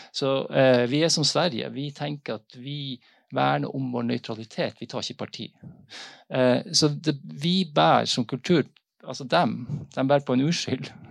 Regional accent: Northern Norway, Norway; Jeg kommer fra Nord-Norge og, og har hørt disse historiene gjennom familie

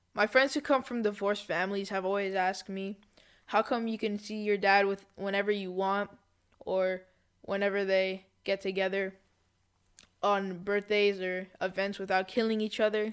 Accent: Canada; I was born in Canada to Israeli parents

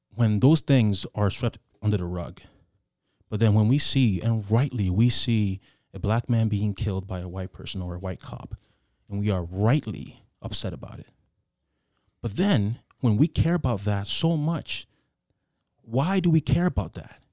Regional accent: Ghana; I grew up in Ghana

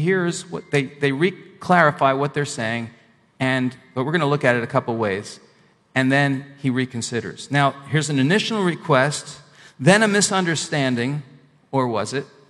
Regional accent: Northeast, United States; moved away; also born or lived in the South; I'm originally from the Northeast

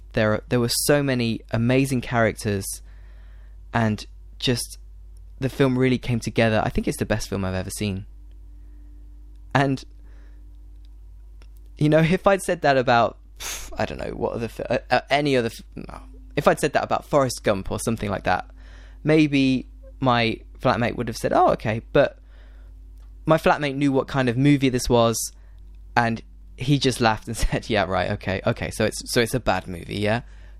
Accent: United Kingdom; for me, as a British person, that's a really funny joke.

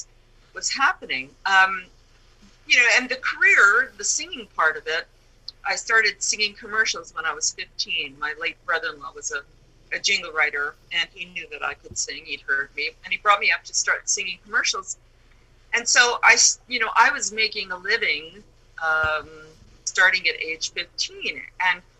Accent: New York City, New York, United States; growing up in the Bronx in Manhattan was just the perfect place to be surrounded by adventures

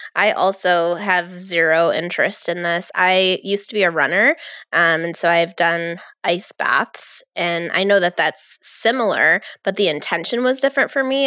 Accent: New York, United States; I'm from New York

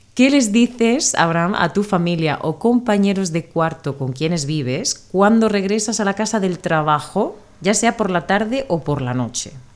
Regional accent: Spain; de España

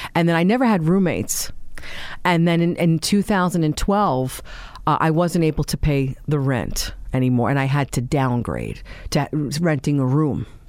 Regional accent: New York City, New York, United States; we grew up in Staten Island, uh, in Tottenville, actually

